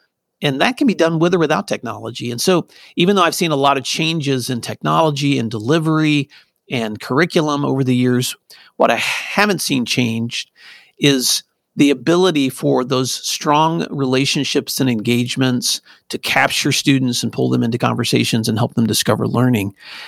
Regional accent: Tennessee, United States; also born or lived in California / New York / Virginia; now in Oklahoma; I grew up in Northwest Tennessee. My dad was in and out of the military in the Navy. So we also moved. So my life started in California. My growing up years were in West Tennessee.

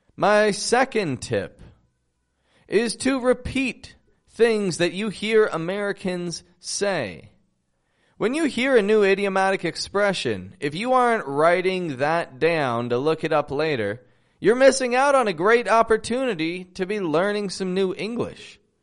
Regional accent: Toronto, Ontario, Canada; now in Mexico; I'm from Toronto, Canada, living in Mexico

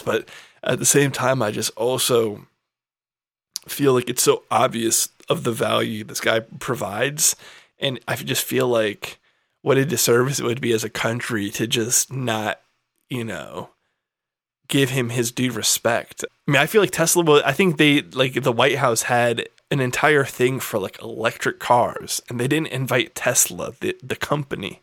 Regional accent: United States; in this country as an American

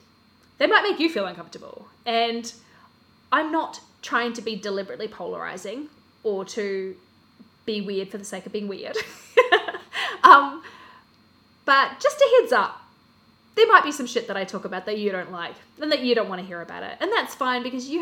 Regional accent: Australia; now in Christchurch, New Zealand; I am originally from Australia. I'm currently living in Christchurch, New Zealand

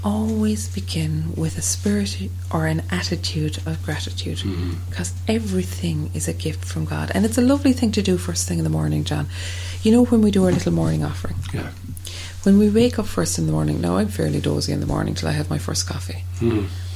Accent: Ireland; as Irish people

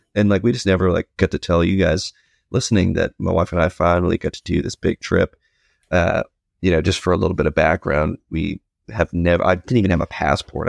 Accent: New England, United States; growing up in New England

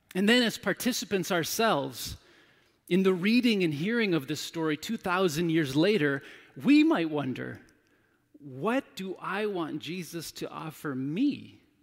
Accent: United States; as an American male

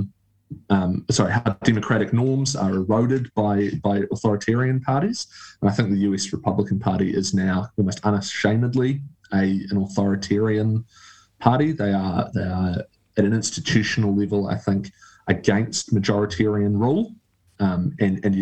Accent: New Zealand; as a Kiwi

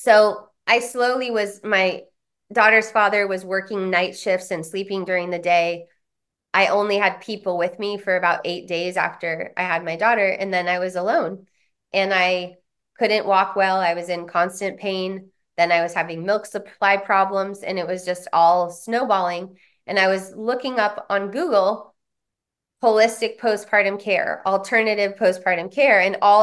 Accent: San Diego, California, United States; also born or lived in Boulder, Colorado; because I come from San Diego, Boulder, Colorado, the bastions of human potential movement

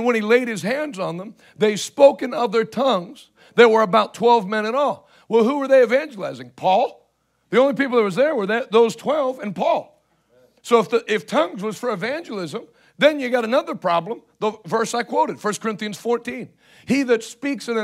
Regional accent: Houston, Pennsylvania, United States; The church I grew up in Houston, Pennsylvania

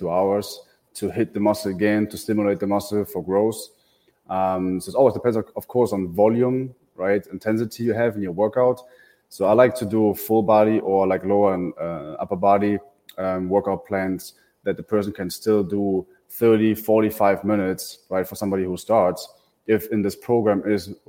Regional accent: Germany; moved away as an adult; now in Tampa, United States; I come from Germany, so I moved to the Tampa Bay area 2.5 years ago

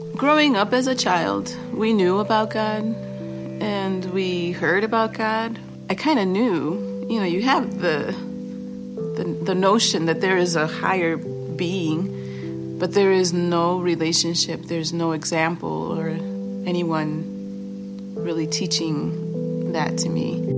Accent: Chicago, Illinois, United States; also born or lived in Boston, Massachusetts / Guatemala (ancestry); when I was two, we moved to Chicago after my parents had separated

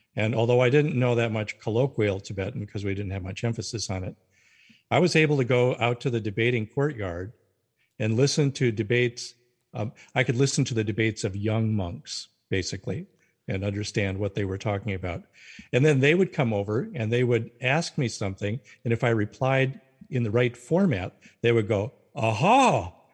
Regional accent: North Dakota, United States; moved away as an adult; also born or lived in Carlisle, Pennsylvania; I was raised in North Dakota as a Lutheran

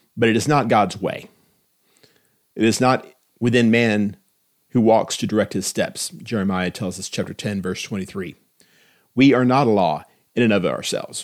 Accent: Austin, Texas, United States; When I was growing up in Austin, Texas, in the nineteen seventies

